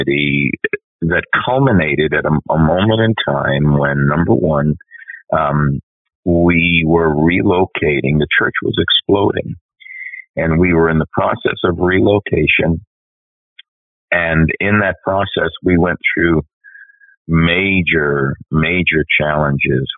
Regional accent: New York, United States; as an Italian growing up in New York, we New York Italians wrote the book on dysfunction

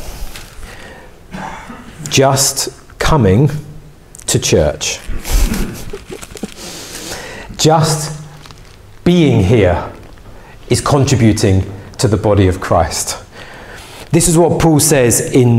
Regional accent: England, United Kingdom

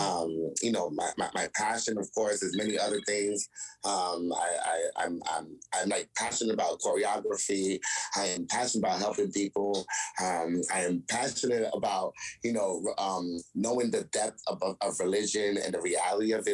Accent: New York City, New York, United States; moved away as an adult; also born or lived in Tarrytown, New York / Yonkers, New York; now in New Jersey, United States; I'm from New York, born in Tarrytown, raised in Brooklyn, lived the rest of my life in Yonkers, decided to move back to Brooklyn

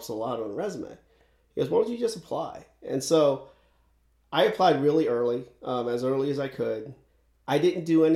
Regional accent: Severna Park, Maryland, United States; I grew up in Anne Arundel County. So I grew up right around Severn Park, Maryland

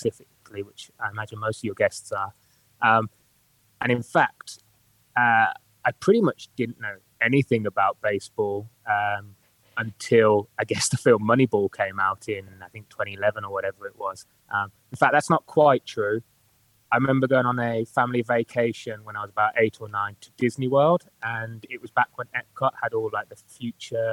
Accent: Birmingham, West Midlands, United Kingdom; accent: Birmingham; also born or lived in Newcastle; that's Birmingham for you. So if you can't understand my accent, it's probably because

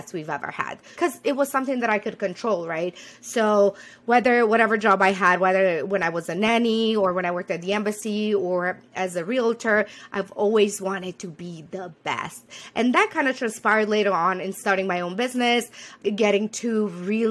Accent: Romania; moved away as an adult; also born or lived in Rwanda / Burma; now in United States; I was born in Romania, decided to leave that whole continent, move to America, create a new life

